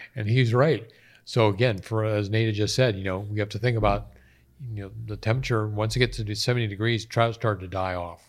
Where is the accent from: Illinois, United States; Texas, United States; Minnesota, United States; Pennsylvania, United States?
Pennsylvania, United States; North Central; moved away; born and raised in North Central Pennsylvania